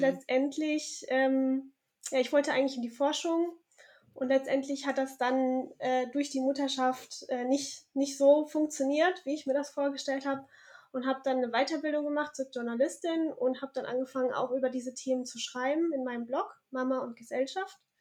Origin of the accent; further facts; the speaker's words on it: Southern Germany, Germany; moved away as an adult; also born or lived in Tübingen / Cologne; now in Bornheim, Germany; bin aber aufgewachsen in Süddeutschland